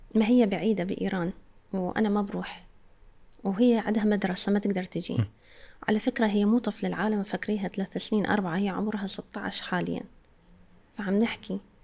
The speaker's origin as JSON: {"language": "Arabic", "country": "Iraq", "said": "عندنا بالعراق"}